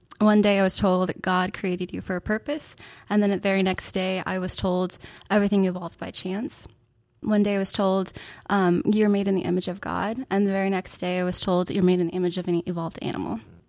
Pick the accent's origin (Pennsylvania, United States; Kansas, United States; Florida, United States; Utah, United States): Florida, United States; Orlando; now in Kentucky, United States; Yeah, so I grew up in Orlando, Florida. I used to live 5 minutes from Disney World. So there was palm trees and sunshine.